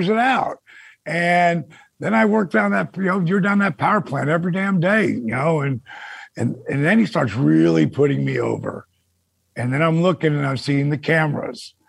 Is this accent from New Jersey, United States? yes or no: yes; Point Pleasant, New Jersey, United States; my hometown outside one of my best friend's bars called the Broadway in Point Pleasant